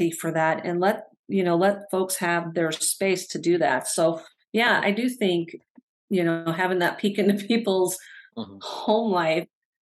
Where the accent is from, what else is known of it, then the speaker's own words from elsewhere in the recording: Northern Illinois, United States; moved away as an adult; now in Madison, United States; So I grew up in the Midwest. I actually grew up in Northern Illinois